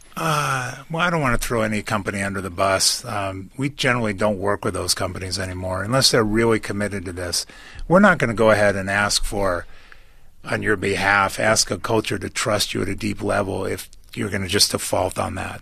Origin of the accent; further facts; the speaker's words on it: United States; I'm from America